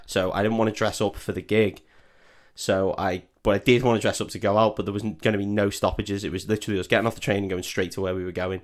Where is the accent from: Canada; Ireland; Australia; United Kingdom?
United Kingdom; as a Brit